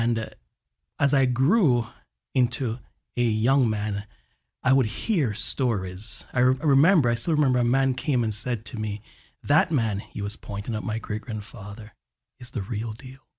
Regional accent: Jamaica; also born or lived in Alabama; now in Central Florida, United States; growing up in Jamaica

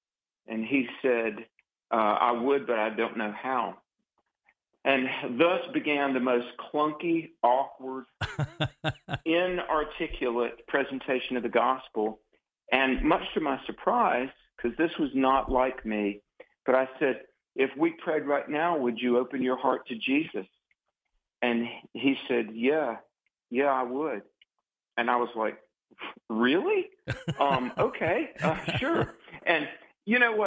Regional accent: Greensboro, North Carolina, United States; my hometown of Greensboro, North Carolina

